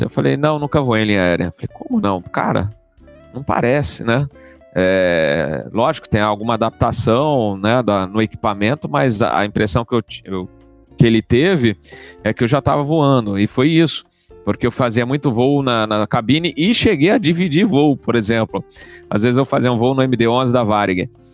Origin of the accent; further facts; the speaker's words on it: São Paulo, Brazil; Eu sou paulistano